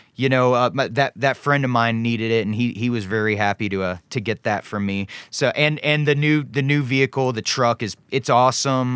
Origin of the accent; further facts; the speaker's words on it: Charlotte, North Carolina, United States; also born or lived in Ohio; growing up in, in Charlotte, North Carolina